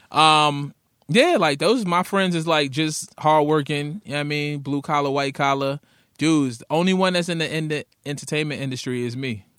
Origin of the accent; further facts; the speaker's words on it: New York City, New York, United States; I'm from Brooklyn